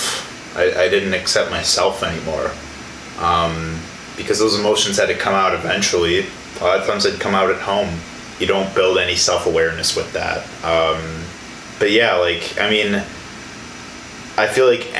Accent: Illinois, United States; moved away as an adult; now in Milwaukee, United States; being away from the environment I was raised in and being somewhere completely new, being Milwaukee, because I'm originally from Illinois

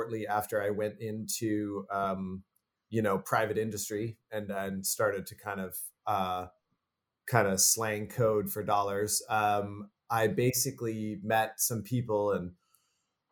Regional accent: Canada; I'm from Canada.

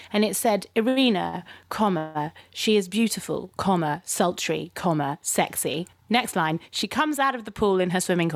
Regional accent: London, United Kingdom; I am from London. This is what it sounds like when I am from London.

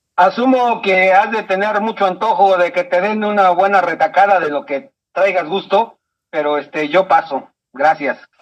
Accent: Chiapas, Mexico; now in Mexico City, Mexico; aunque soy nacido en Chiapas, he vivido y hecho mucho de mi vida en esta hermosa ciudad.

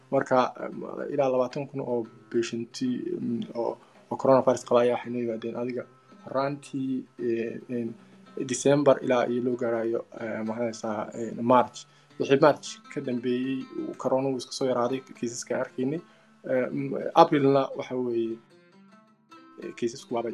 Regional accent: Berbera, Somalia; moved away as an adult; also born or lived in China; waxaan ku dhashay magaalada berbera

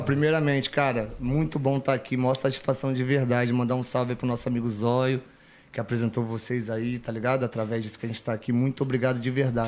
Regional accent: Rio de Janeiro, Brazil; moved away as an adult; now in São Paulo, Brazil; sou carioca

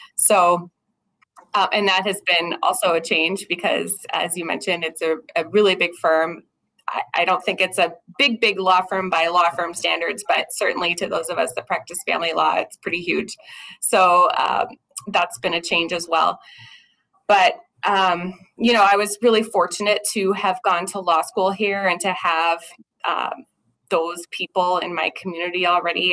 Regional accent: Albuquerque, New Mexico, United States; moved away as an adult; now in Minnesota, United States; I actually grew up in Albuquerque, New Mexico, which is where I was practicing previously

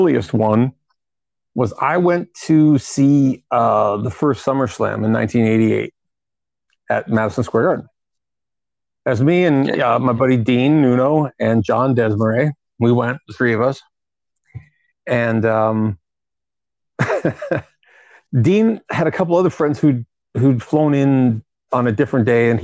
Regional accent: Toronto, Ontario, Canada; I'm from Toronto

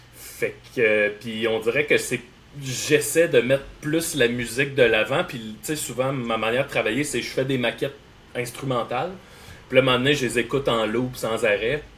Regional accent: Salaberry-de-Valleyfield, Quebec, Canada; also born or lived in Hochelaga-Maisonneuve, Montreal; now in Montreal, Canada; je viens de Valleyfield. Là, j'habite dans Hochelaga Maisonneuve

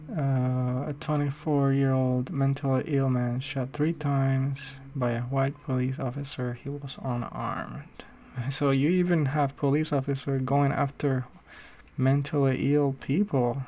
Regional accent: Puerto Rico; now in United States

